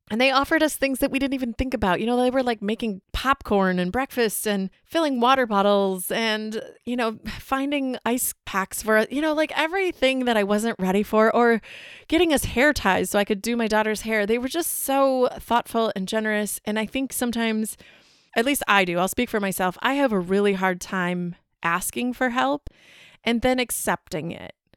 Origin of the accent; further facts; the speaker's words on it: Wisconsin, United States; we're from Wisconsin